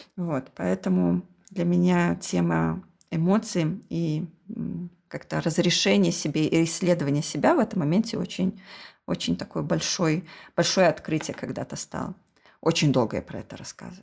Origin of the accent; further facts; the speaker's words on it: Belarus; мы из Беларуси